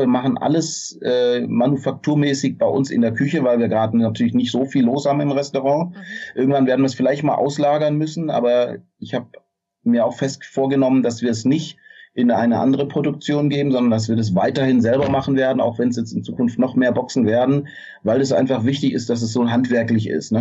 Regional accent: Swabia, Germany; als Schwabe

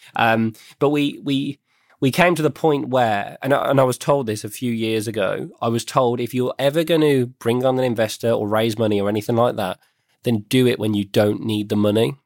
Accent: West Midlands, United Kingdom; I was born and bred in the West Midlands

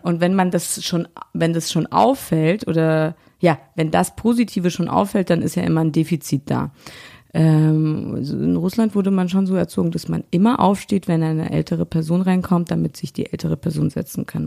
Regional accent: Berlin, Germany; Hier in Berlin war halt der Döner überall, ja. Das war Döner, Pommes und dann mm, Blinchiki zu Hause

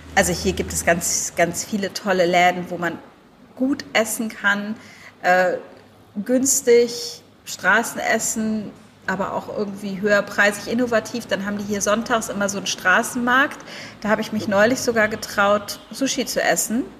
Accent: Germany; now in Thailand; als Deutsche

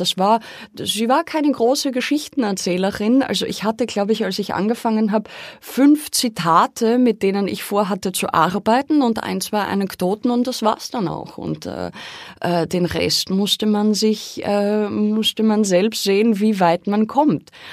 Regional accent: Austria; Ich bin dort aufgewachsen am Dorf

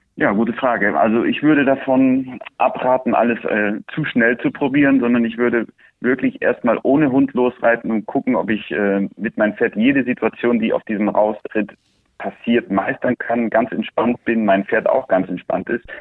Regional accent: Andalusia, Spain; Wir sind hier auf der Ranch in Andalusien aufgewachsen

